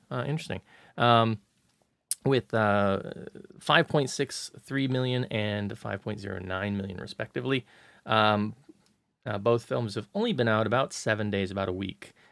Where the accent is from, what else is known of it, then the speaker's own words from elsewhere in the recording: United States; now in Hong Kong; being an American